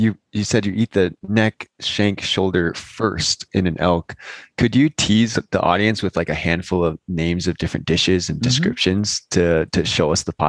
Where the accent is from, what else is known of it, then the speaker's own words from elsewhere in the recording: Bay Area, California, United States; growing up in the Bay Area.